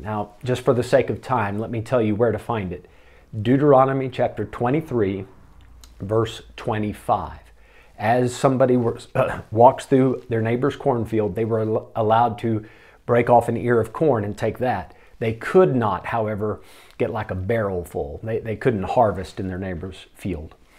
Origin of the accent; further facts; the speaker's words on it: United States; moved away; me as an American